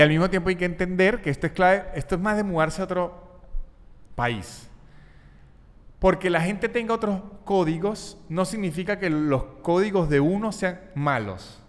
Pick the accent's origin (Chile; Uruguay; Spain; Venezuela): Venezuela; Venezuelan Andes; also born or lived in Mexico; now in Argentina; Yo soy muy andino.